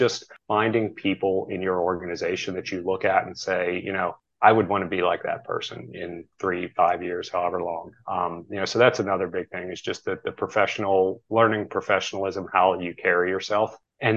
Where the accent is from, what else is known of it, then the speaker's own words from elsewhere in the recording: near Pittsburgh, Pennsylvania, United States; I grew up near Pittsburgh